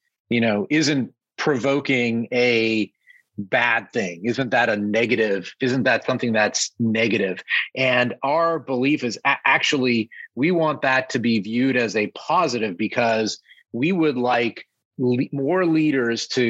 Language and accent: English; Canada; moved away as an adult; now in New York City, United States; I grew up in Canada as a Toronto Maple Leafs fan